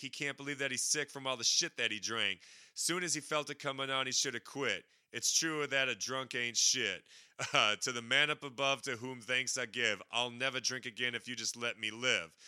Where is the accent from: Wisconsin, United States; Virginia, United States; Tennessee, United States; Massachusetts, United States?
Wisconsin, United States; I'm from Wisconsin